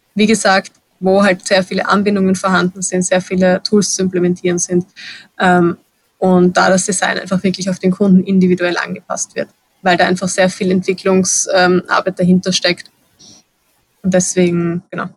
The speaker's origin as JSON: {"language": "German", "region": "Vienna", "country": "Austria", "said": "Gerade als Wienerin"}